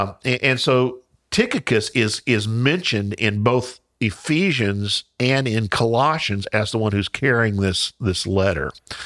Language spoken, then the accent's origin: English; Indiana, United States; I call it Philemon because I'm from Southern Indiana.